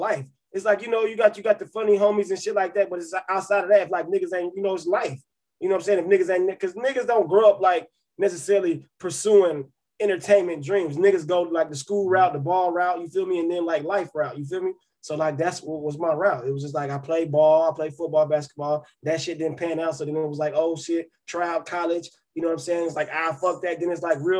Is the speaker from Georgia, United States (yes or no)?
yes; Cobb County, Georgia, United States; I'm from Cobb County